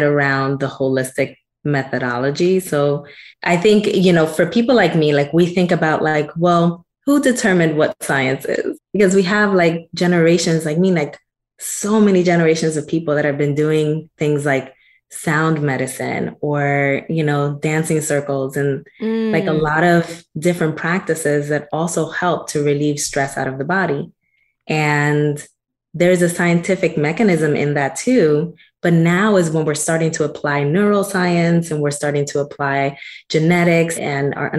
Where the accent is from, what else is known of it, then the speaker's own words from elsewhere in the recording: Newark, New Jersey, United States; moved away as an adult; also born or lived in Dominican Republic / New York; So I'm actually originally from Newark, New Jersey. And so when I came from the Dominican Republic, we came straight to Newark. And I spent 23 years of my life there. So from age 5 until